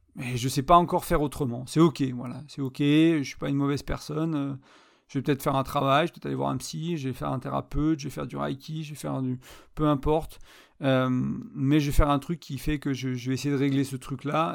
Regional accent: France; elle était serbe, j'étais français, on parlait en anglais

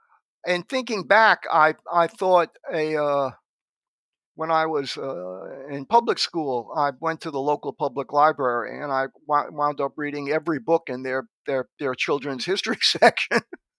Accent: Brooklyn, New York, United States; born there; Well, I was born in Brooklyn, New York in 1946.

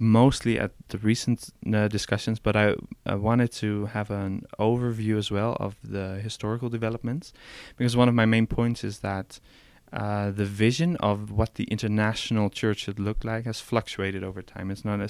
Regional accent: Netherlands; English is a second language; now in Paris, France; I'm from the Netherlands.

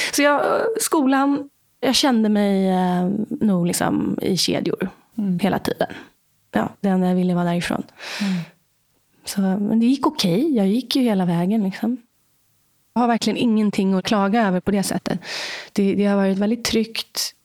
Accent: Stockholm, Stockholm County, Sweden; Jag är uppvuxen i Vasastan i Stockholm.

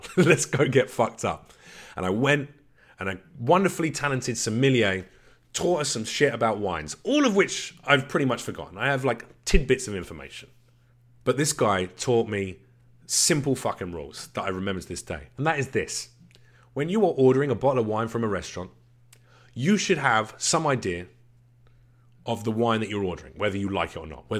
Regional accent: London, United Kingdom; And I'm a boy from the East End of London. All right, sure, I had a reasonable upbringing.

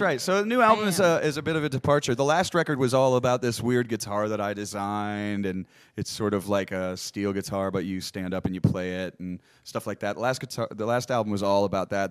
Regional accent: Ohio, United States; also born or lived in Michigan / Nashville; now in Austin, United States; I was born in Ohio. I grew up in a, a little bit in Ohio and a little bit in Michigan

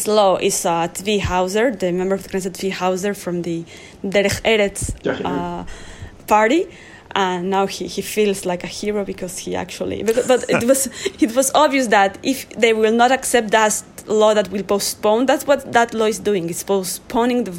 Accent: Mexico; now in Israel; I came from a country. I'm from Mexico.

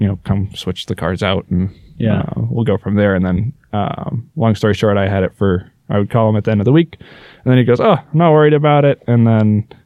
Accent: Maine, United States; moved away as an adult; also born or lived in Colorado; now in Vail, United States; I'm from Maine. I moved out to Colorado about 4 years ago

